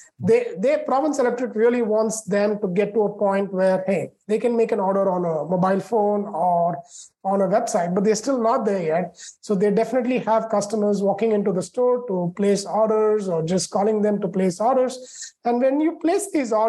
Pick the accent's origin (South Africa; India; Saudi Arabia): India; moved away as an adult; also born or lived in Chicago, United States; now in United States; I grew up in India and then came to the States to do my master's in computer engineering from Illinois Institute of Technology in Chicago